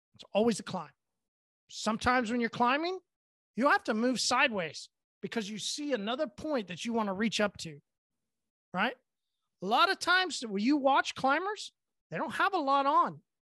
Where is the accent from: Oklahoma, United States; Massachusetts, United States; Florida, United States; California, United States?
Oklahoma, United States; I'm from Oklahoma, I only go once a year